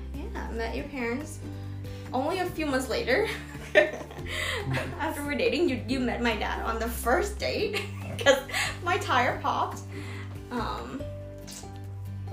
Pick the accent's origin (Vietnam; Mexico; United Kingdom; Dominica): Vietnam; English is a second language; moved away; I was born in Vietnam in 1997